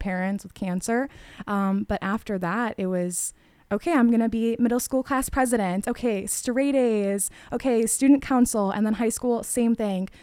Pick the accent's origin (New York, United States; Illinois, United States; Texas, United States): Illinois, United States; LaGrange; grew up in the suburbs in LaGrange, went to Polish school in Westmont